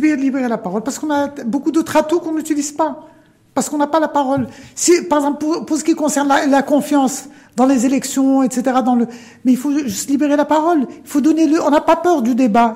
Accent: Morocco; On est arabo, amazère, africain, méditerranéen, ouvert sur l'Europe

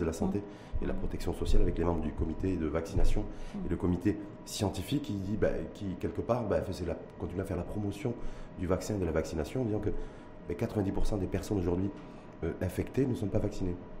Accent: Morocco; nous chez nous au Maroc

